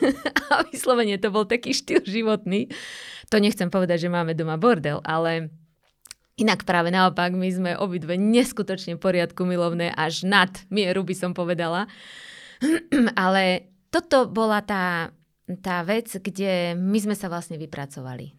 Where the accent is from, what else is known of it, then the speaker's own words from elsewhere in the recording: Slovakia; also born or lived in Banská Bystrica; som bola trikrát ako jediná Slovenka, úplne mhm. sama. Teda zo Slovenska